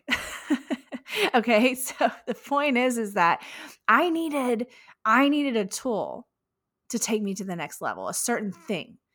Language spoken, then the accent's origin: English; Houston, Texas, United States; Houston, Texas, right here in my hometown